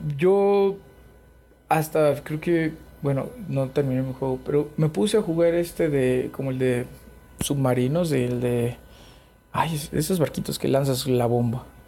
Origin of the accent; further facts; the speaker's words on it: Chiapas, Mexico; moved away; yo soy de Chiapas